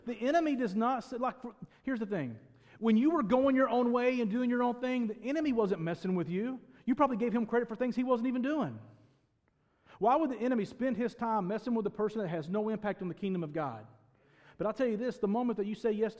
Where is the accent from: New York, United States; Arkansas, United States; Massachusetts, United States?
Arkansas, United States; Northeast; I grew up in Northeast Arkansas in a town of maybe 30 people